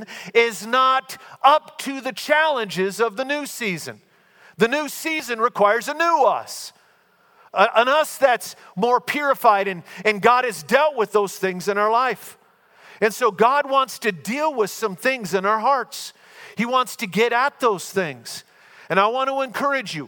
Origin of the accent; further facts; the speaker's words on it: Minnesota, United States; We're both from Minnesota